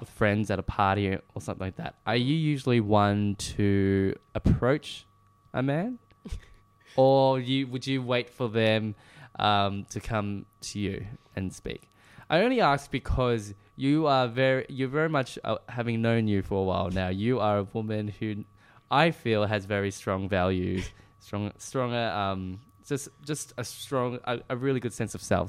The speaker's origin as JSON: {"language": "English", "town": "Melbourne", "region": "Victoria", "country": "Australia", "tie": "born or raised there", "moved": "yes", "lives_now": "Sydney, Australia", "said": "where I grew up in Melbourne"}